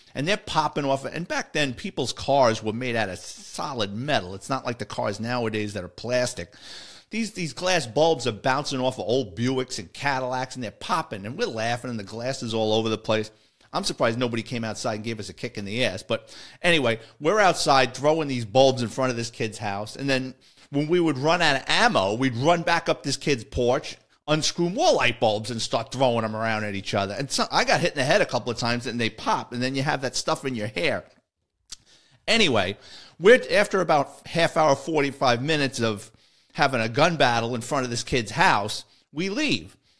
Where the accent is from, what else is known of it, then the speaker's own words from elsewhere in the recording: New York City, New York, United States; my listeners in the Bronx, that's my hometown